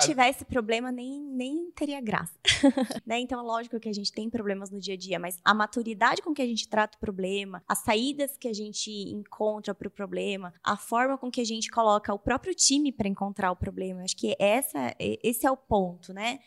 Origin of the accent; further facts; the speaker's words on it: Curitiba, Paraná, Brazil; Eu sou de Curitiba, tô aqui em BH essa semana